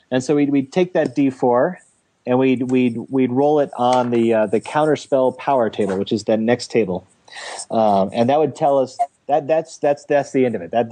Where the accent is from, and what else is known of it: Kentucky, United States; born or raised there